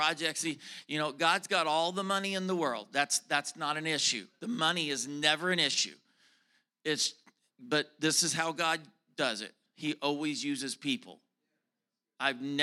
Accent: the South, United States; I am from the South, okay? I am a Southern preacher

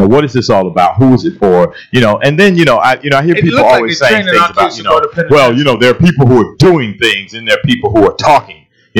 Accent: Florida, United States; moved away; also born or lived in Texas; I'm from Florida.

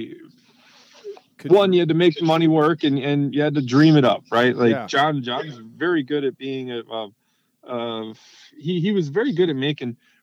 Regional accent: Round Lake, Illinois, United States; now in Milwaukee, United States; I was raised literally raised in a aftermarket motorcycle shop. I was born in Round Lake, Illinois, where my dad had a shop at the house.

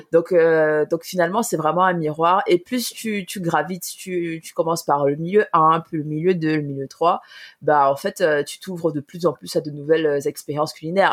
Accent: Cameroon; moved away as an adult; quand on, a, grandi avec la nourriture camerounaise

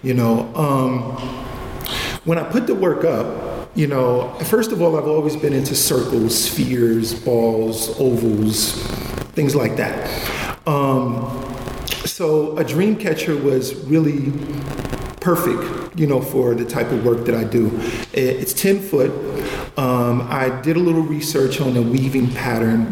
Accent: New York City, New York, United States; I'm from Clinton Hill, Bedford Stuyvesant area

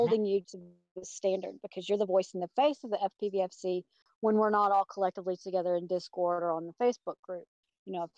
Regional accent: Atlanta, Georgia, United States; I'm from Atlanta, Georgia.

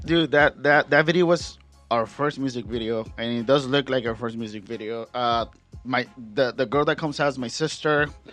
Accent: Guadalajara, Jalisco, Mexico; moved away; I'm originally from Guadalajara, so it was easier for me because all my family is there

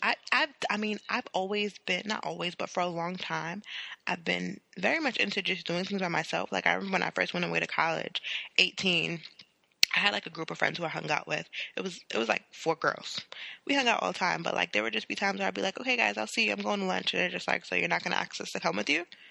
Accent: New York City, New York, United States; I have the New York demeanor

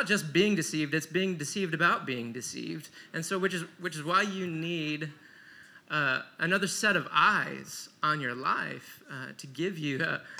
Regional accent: Michigan, United States; I came from a quiet, Jesus-loving Midwestern family. We grew up in Michigan

